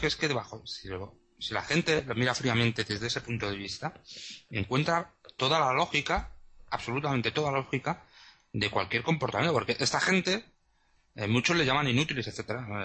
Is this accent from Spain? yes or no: yes; Spain; moved away; ahora como no estoy en España, pues no soy ciudadano en este momento español